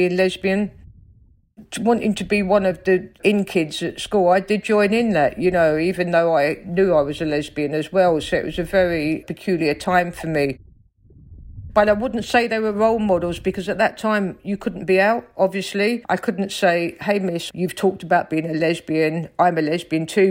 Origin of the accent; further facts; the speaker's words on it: London, United Kingdom; accent: Cockney; I grew up in South London, in Stockwell, on a council estate